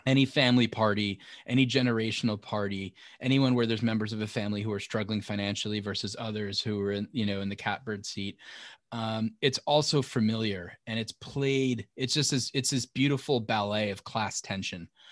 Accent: north of Rockland and Westchester, New York, United States; where I'm from, a little bit further north

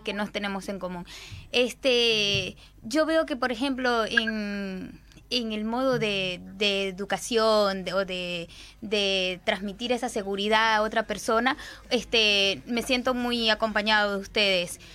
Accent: Barquisimeto, Lara, Venezuela; moved away as an adult; now in Uruguay; Somos de Barquisimeto, Estado Lara.

